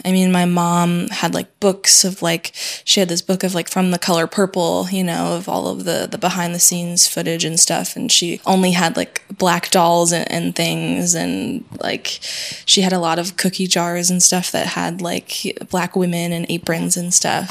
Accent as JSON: {"language": "English", "town": "Syracuse", "region": "New York", "country": "United States", "tie": "born or raised there", "moved": "as an adult", "lives_now": "Paris, France", "said": "I grew up in Syracuse, New York, which is um, five hours north of New York City"}